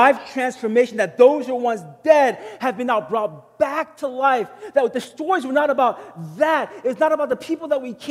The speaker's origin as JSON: {"language": "English", "region": "Texas", "country": "United States", "tie": "born or raised there", "said": "I was born and raised in Texas."}